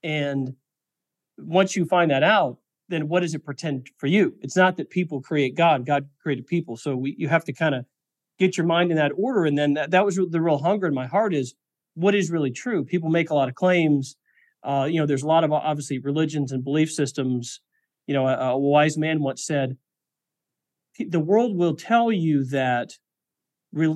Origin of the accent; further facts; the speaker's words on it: Missouri, United States; moved away; also born or lived in Silicon Valley; I grew up in Missouri